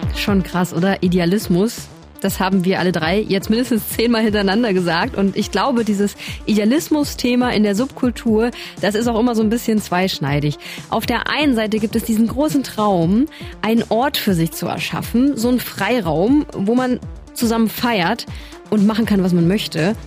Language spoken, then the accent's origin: German; Eberswalde, Brandenburg, Germany; moved away as an adult; also born or lived in Berlin; now in Leipzig, Germany; aus meiner brandenburgischen Heimatstadt Eberswalde geflohen bin